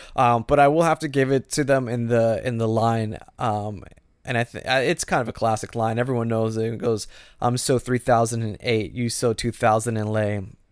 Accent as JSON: {"language": "English", "region": "Florida", "country": "United States", "tie": "born or raised there", "said": "I grew up in Florida."}